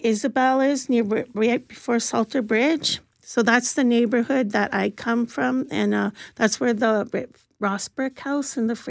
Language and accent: English; Ontario, Canada; also born or lived in Columbus, Ohio; now in Winnipeg, Canada; And I come from Ontario, so I have no idea how that process happened. But in the end, I was in foster homes and then shipped off to Columbus, Ohio with a Christian pastor and his adult sons.